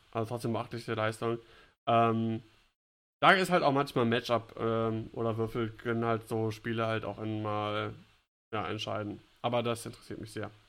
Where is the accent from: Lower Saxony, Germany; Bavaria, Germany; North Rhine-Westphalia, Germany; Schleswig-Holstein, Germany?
Bavaria, Germany; Als Bayer